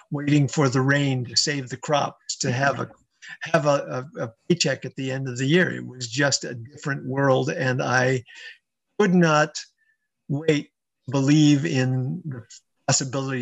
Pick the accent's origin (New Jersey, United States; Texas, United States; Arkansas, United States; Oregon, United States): Oregon, United States; Central; moved away; I grew up on a ranch in Central Oregon where the nearest neighbor was 6 miles away